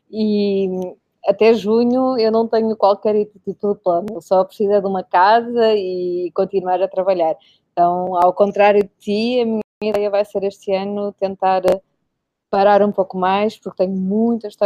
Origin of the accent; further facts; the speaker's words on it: Portugal; moved away; also born or lived in Madrid / Berlin; como sendo portuguesa, obviamente tenho meio caminho andado